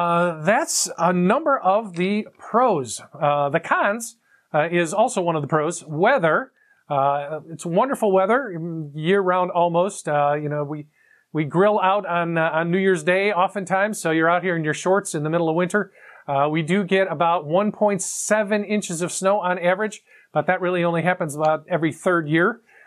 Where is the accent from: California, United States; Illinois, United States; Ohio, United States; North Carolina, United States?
Illinois, United States; Chicago; now in Woodstock, United States; I'm from Chicago originally, so we vibe with O'Hare there from time to time. And we also have Amtrak as a stop here in Atlanta as well.